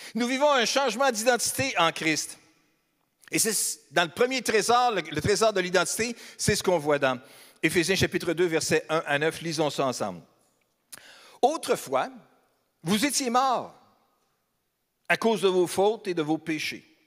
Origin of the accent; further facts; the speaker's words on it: Beauce, Quebec, Canada; moved away; Je suis aussi natif de la Beauce, donc je suis un Beauceron